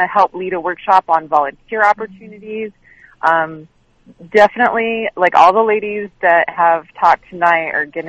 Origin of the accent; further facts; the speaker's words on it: New York City, New York, United States; now in Los Angeles, United States; I'm originally from Brooklyn, and I moved to Los Angeles